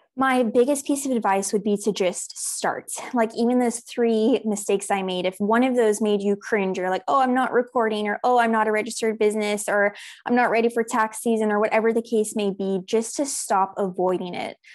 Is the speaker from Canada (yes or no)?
no; South Africa; also born or lived in United States; I'm originally from the United States, but I actually moved to South Africa when I was six years old. So I did all of my primary school, high school education here